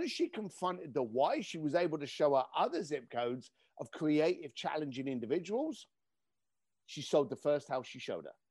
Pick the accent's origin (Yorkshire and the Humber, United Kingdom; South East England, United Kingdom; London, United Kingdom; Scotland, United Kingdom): London, United Kingdom; moved away; I grew up in East London